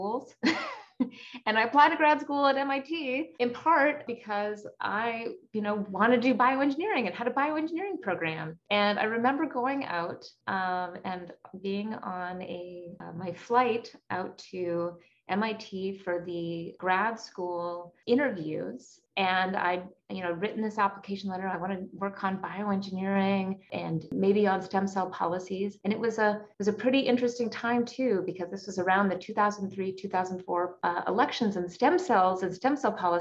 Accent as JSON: {"language": "English", "town": "Calgary", "region": "Alberta", "country": "Canada", "tie": "born or raised there", "moved": "yes", "lives_now": "Stanford, United States", "said": "my hometown of Calgary, Alberta."}